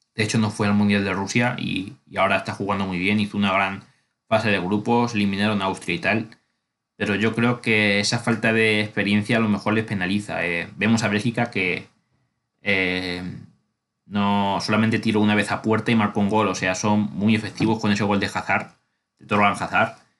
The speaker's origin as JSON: {"language": "Spanish", "country": "Spain", "said": "soy español"}